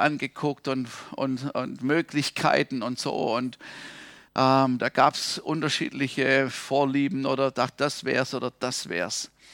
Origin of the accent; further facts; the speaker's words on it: Germany; als Deutscher